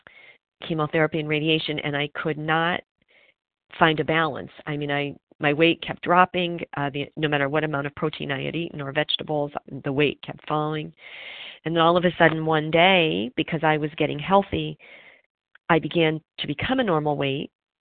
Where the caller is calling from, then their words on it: Pennsylvania, United States; I'm calling from Pennsylvania